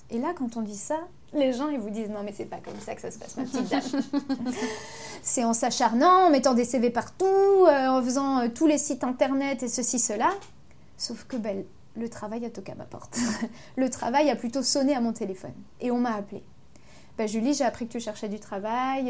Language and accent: French; Ardennes, Grand Est, France; born or raised there; moved away as an adult; also born or lived in Avignon / Paris / Belgium